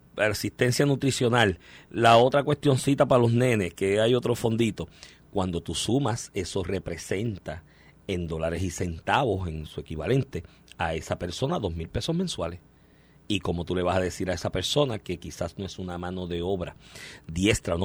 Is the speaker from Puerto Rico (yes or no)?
yes; Puerto Rico